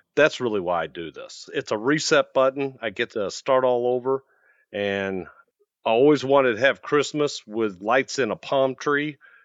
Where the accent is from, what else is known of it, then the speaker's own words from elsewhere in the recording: Midwest, United States; moved away as an adult; now in Arizona, United States; I'm from the Midwest.